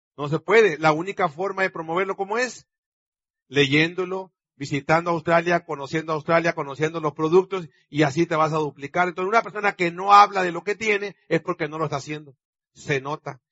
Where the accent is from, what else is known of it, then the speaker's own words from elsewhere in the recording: Sonora, Mexico; yo como sonorense mexicano